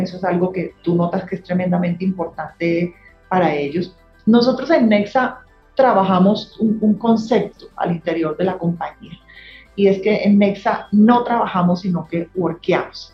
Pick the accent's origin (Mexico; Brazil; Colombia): Colombia; also born or lived in New York